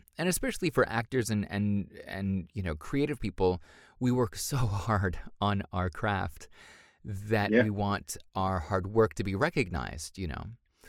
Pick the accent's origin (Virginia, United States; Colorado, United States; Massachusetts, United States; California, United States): Massachusetts, United States; Boston; born there; Well, I was born in America, in Boston.